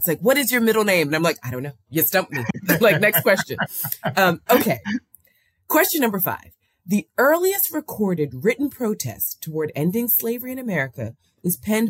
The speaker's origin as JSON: {"language": "English", "town": "Philadelphia", "region": "Pennsylvania", "country": "United States", "tie": "born or raised there", "said": "I grew up in Germantown in Mount Airy, where this is the area of Quakers as abolitionists"}